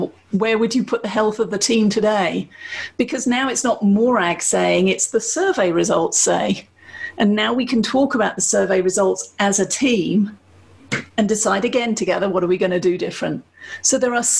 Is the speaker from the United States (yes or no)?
no; United Kingdom; I'm British